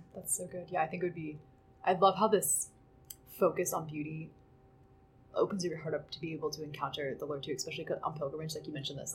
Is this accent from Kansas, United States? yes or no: yes; Kansas, United States; we're from Kansas. It's very flat